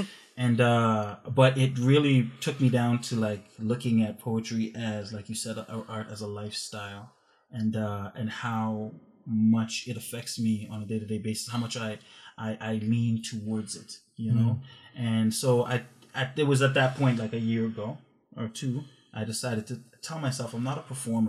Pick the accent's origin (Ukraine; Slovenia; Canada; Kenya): Canada; I'm a Canadian, North American artist coming to India to, you know.